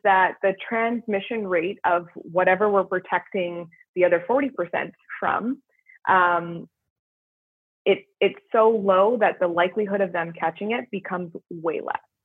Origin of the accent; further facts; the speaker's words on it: Canada; moved away as an adult; now in United States; being Canadian and now working in a US healthcare system